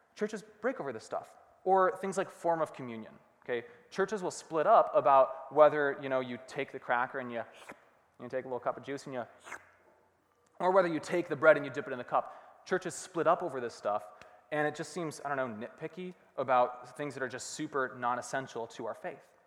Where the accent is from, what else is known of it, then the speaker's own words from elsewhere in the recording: Rochester, Minnesota, United States; also born or lived in Hanover, Pennsylvania; We moved to Rochester, where I grew up, Rochester, Minnesota, um, and I spent basically the rest of my life there